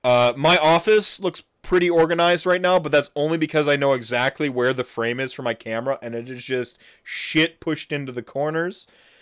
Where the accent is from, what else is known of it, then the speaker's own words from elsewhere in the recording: Wisconsin, United States; I'm from Wisconsin, so I take for granted how good I am at handling my liquor and doing things when I'm drunk.